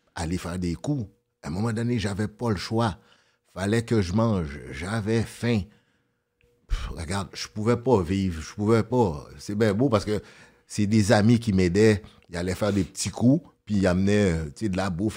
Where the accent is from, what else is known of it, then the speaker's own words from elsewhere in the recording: Montreal, Quebec, Canada; also born or lived in Brooklyn, New York, United States; j'ai grandi dans Saint-Michel